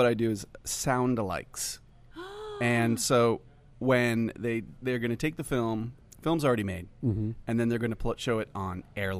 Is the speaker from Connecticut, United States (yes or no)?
yes; Connecticut, United States; also born or lived in Hartford, Connecticut / Newington, Connecticut / Lancaster, Pennsylvania / Cos Cob, Connecticut; So I'm a Connecticut dude.